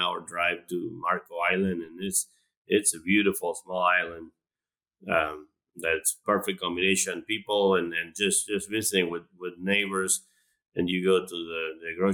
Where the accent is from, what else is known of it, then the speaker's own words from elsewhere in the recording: Argentina; moved away as an adult; now in Florida, United States; I'm originally from Argentina.